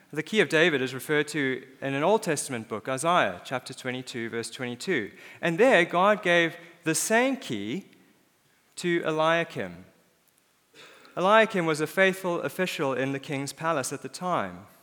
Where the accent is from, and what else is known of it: South Africa; born or raised there; moved away; also born or lived in Cape Town, South Africa